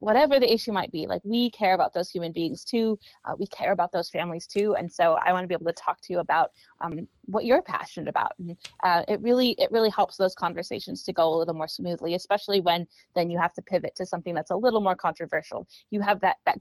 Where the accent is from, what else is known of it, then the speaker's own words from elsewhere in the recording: Sacramento, California, United States; moved away as an adult; also born or lived in Los Angeles / Washington, D.C. / Maryland; I grew up here in Sacramento, so it's nice to be home